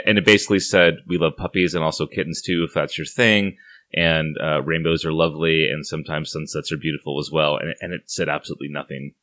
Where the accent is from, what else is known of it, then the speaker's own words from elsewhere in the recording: Santa Barbara, California, United States; moved away as an adult; now in Portland, United States; I left my hometown of Santa Barbara, California